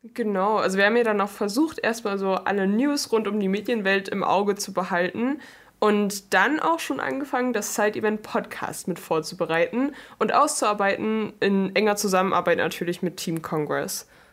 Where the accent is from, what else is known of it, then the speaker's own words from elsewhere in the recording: Chemnitz, Saxony, Germany; also born or lived in London; Ich komme eigentlich aus London, lebe aber schon, seit ich denken kann, in Chemnitz